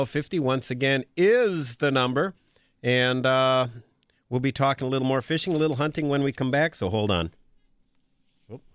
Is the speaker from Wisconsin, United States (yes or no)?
yes; Green Bay, Wisconsin, United States; I grew up in Green Bay